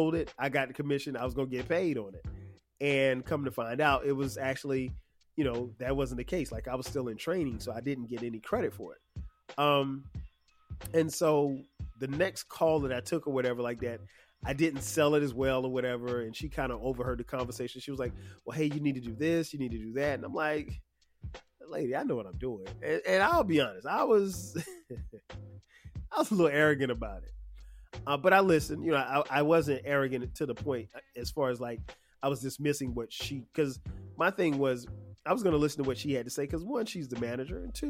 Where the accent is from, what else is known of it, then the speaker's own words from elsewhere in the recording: Florence, South Carolina, United States; I'm from Florence, South Carolina, which is about 2 hours from Charlotte